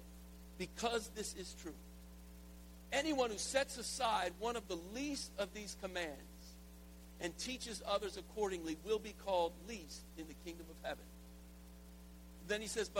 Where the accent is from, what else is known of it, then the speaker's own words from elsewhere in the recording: the South, United States; I'm from the South